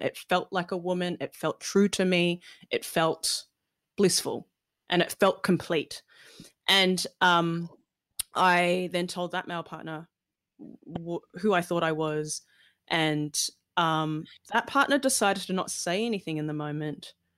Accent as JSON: {"language": "English", "town": "Melbourne", "region": "Victoria", "country": "Australia", "tie": "born or raised there", "also_born_or_lived": "London / Malaysia", "said": "my family was migrating from London, 'cause I was born in London, over to Melbourne"}